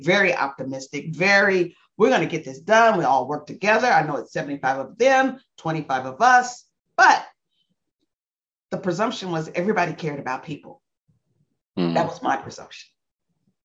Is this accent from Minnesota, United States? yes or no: no; Louisville, Kentucky, United States; moved away as an adult; Kentucky's my home state. I was born and raised here